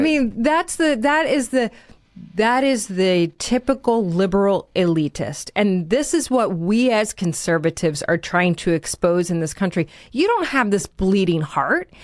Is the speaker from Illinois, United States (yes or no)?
yes; Naperville, Illinois, United States; my hometown